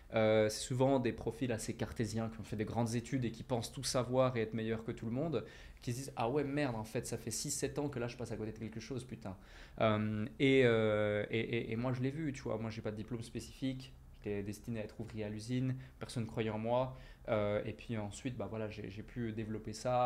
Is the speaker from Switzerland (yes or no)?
yes; Switzerland; moved away as an adult; now in Dubai, United Arab Emirates; j'habitais en Suisse, je suis né en Suisse, je suis suisse à la base